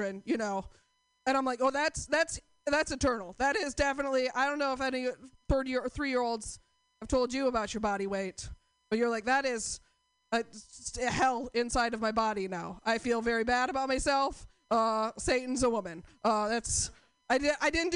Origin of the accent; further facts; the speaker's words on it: Portland, United States; I'm from Portland